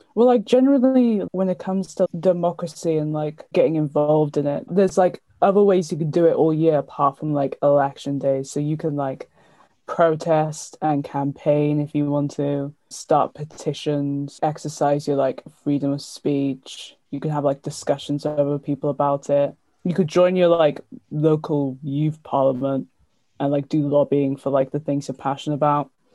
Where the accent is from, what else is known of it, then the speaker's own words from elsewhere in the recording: Cardiff, Wales, United Kingdom; I'm 19 and from Cardiff